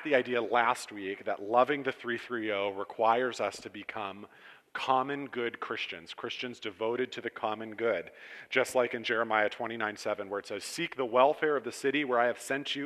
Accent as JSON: {"language": "English", "town": "Cortland", "region": "Ohio", "country": "United States", "tie": "born or raised there", "lives_now": "Champion, United States", "said": "I grew up in Cortland"}